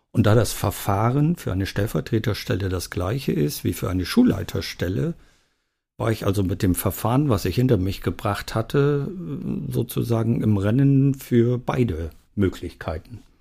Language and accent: German; East Germany, Germany; Ich bin ja äh, in der DDR geboren